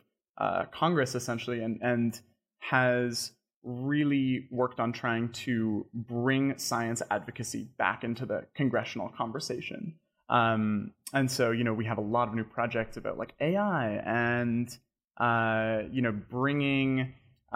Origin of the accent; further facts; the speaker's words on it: Canada; also born or lived in London, United Kingdom; I'm Canadian. I studied at the University of Toronto